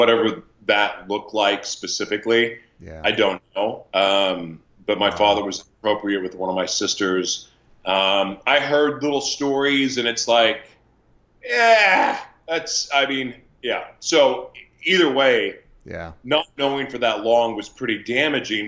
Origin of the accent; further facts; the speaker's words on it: Oklahoma City, Oklahoma, United States; now in Los Angeles, United States; I am from Oklahoma and a proud Sooner fan. I do live in Los Angeles, California now, though, and this is definitely home for me. But when I was born in Oklahoma City.